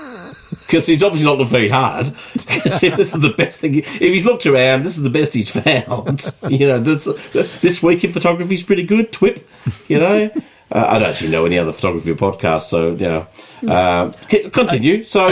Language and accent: English; Maryland, United States; See, because, hello, I'm from Maryland.